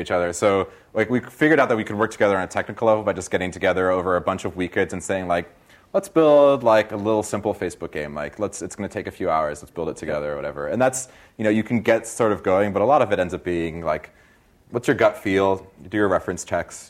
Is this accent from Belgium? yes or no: no; Brazil; now in Silicon Valley, United States; I'm from Brazil originally